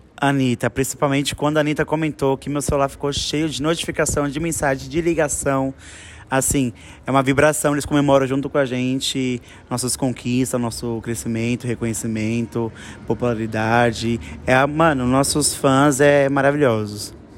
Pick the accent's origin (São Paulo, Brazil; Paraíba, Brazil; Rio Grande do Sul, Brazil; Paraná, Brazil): São Paulo, Brazil; Todos nós somos do mesmo bairro, da Zona Oeste de São Paulo